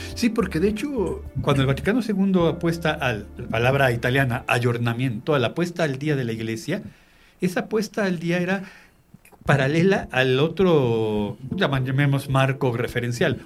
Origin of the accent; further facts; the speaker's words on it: Mexico; identificarme y conservarme como mexicano